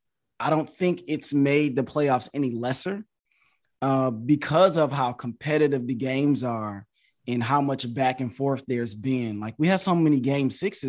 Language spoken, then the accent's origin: English; Detroit, Michigan, United States; I'm from Detroit, Michigan.